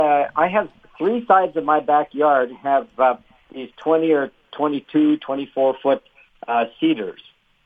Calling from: Steinbach, Manitoba, Canada; I'm calling from Steinbeck.

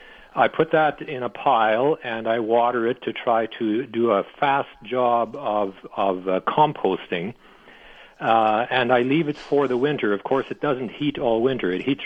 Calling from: Steinbach, Manitoba, Canada; I'm calling from Steinbach, and I have a question about the fertility of my garden.

